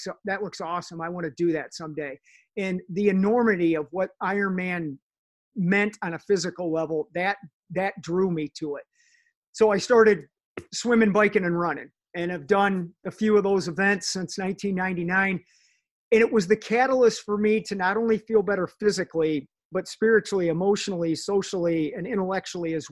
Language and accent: English; Sylvania, Ohio, United States; I grew up in Sylvania